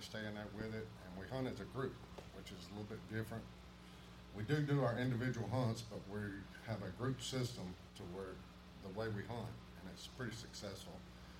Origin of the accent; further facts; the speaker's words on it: Attalla, Alabama, United States; I'm from Atala, Alabama.